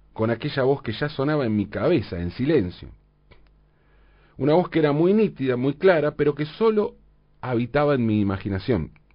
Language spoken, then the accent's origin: Spanish; Valentín Alsina, Buenos Aires Province, Argentina; en mi infancia, en Valentina Alcina, tanto mis vecinos como yo teníamos casas con jardines